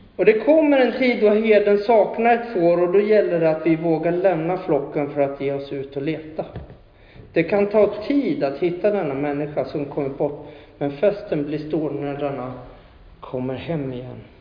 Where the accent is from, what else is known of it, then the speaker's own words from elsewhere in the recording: Huskvarna, Jönköping County, Sweden; jag pratade med en polare hemma i Huskvarna